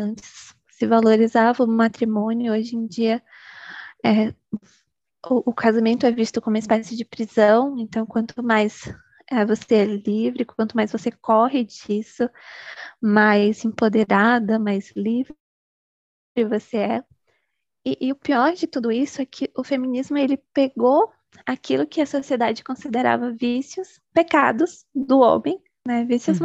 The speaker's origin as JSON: {"language": "Portuguese", "region": "Bahia", "country": "Brazil", "said": "sou baiana, moro no interiorzinho da Bahia"}